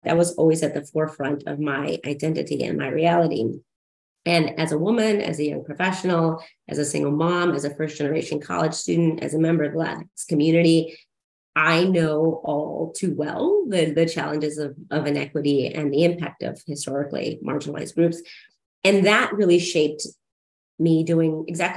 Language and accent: English; Siloam Springs, Arkansas, United States; I grew up in Silent Springs, Arkansas, which was, maybe you all don't know, it's Northwest Arkansas, right outside of Fayetteville